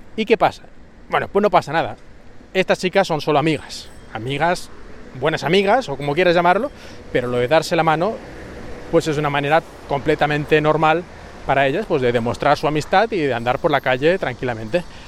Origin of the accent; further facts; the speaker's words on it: Spain; moved away as an adult; also born or lived in Japan / China; now in Shanghai, China; yo soy español